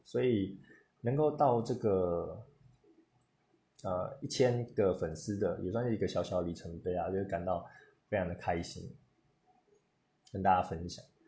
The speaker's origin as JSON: {"language": "Chinese", "country": "Taiwan", "said": "我是从台湾来的，那我的家乡有什么东西？"}